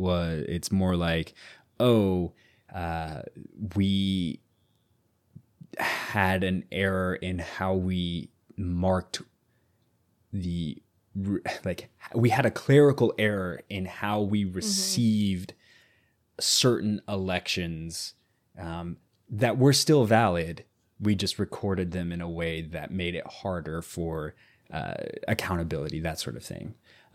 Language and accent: English; Midwest, United States; But listen, we are what we are. And what we are is Americans from the Midwest.